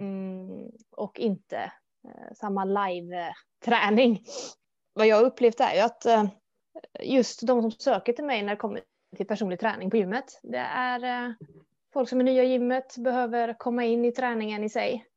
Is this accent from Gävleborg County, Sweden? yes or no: no; Gothenburg, Västra Götaland, Sweden; Jag är född och uppvuxen i Göteborg. Framförallt Hisingen där då.